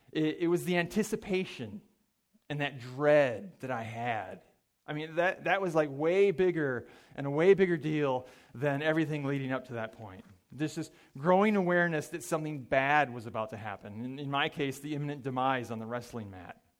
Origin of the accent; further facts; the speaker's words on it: Mankato, Minnesota, United States; I grew up in Mankato, Minnesota